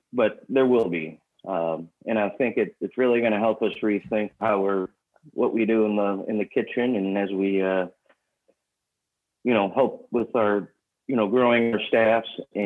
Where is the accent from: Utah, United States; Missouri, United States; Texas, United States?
Missouri, United States; St. Louis; moved away as an adult; also born or lived in Kansas City; now in Dallas, United States; I'm originally from St. Louis